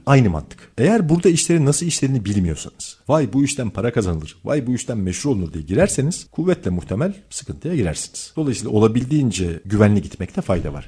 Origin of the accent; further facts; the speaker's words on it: Turkey; ben Türk'üm